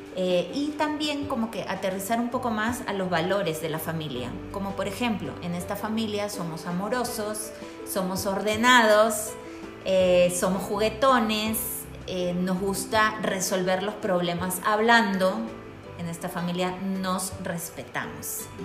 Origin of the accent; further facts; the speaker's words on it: Peru; now in Quito, Ecuador; yo soy peruana